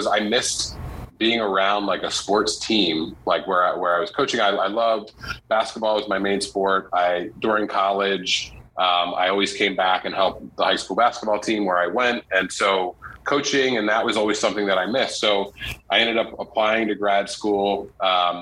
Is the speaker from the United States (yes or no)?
yes; Southern New Jersey, United States; moved away; also born or lived in Syracuse, New York; growing up in Southern New Jersey